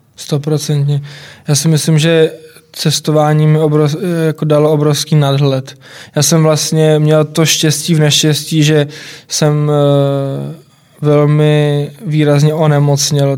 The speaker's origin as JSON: {"language": "Czech", "country": "Czechia", "said": "u nás, u nás v Čechách"}